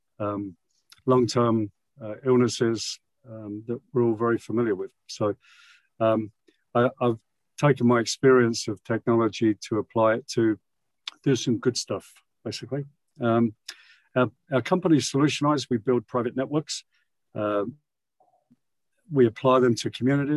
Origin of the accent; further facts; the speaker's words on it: London, United Kingdom; moved away as an adult; now in United States; I grew up in London, as you could probably tell from my accent. I've lived in the US nearly 40 years.